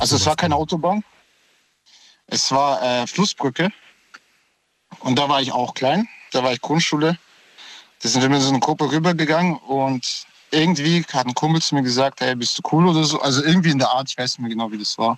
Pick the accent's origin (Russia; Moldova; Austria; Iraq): Moldova; now in Stuttgart, Germany; ich komme aus Moldawien und da war ich klein, vier Jahre